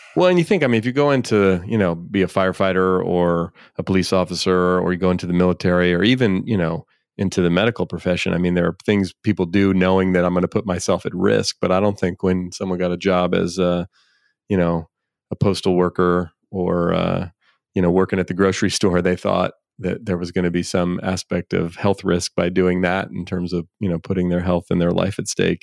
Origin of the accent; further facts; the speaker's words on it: Bay Area, California, United States; I grew up here in the Bay Area